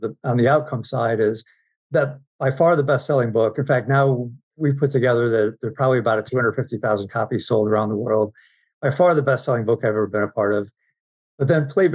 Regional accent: Binghamton, New York, United States; I grew up in Binghamton, New York

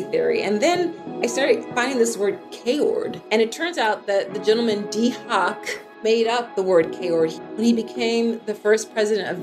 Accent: Philadelphia, Pennsylvania, United States; I grew up in Philly, Philadelphia, on the East Coast of the United States.

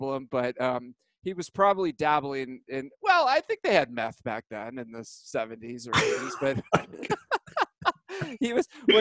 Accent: Alamo, California, United States; also born or lived in Walnut Creek, California; I was born in Walnut Creek. I was raised in Alamo, which is south of Walnut Creek in the East Bay

